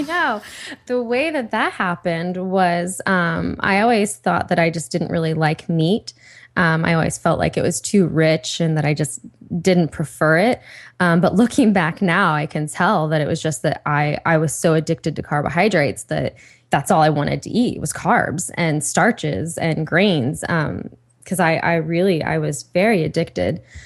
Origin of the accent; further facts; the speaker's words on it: Ohio, United States; now in Los Angeles, United States; Liz and I, we're both from Ohio